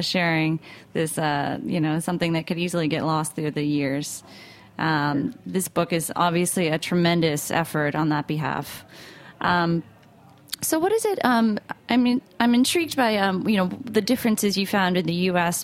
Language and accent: English; United States; I'm from New York, New Jersey